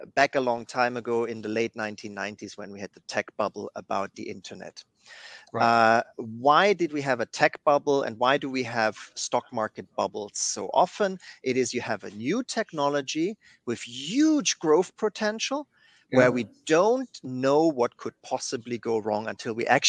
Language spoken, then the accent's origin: English; Germany; moved away; my home country of Germany